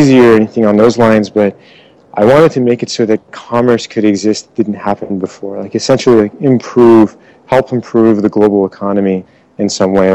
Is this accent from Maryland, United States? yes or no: yes; Maryland, United States; moved away as an adult; also born or lived in Iran / Europe; now in Bay Area, United States; I was born in Iran. I grew up in Maryland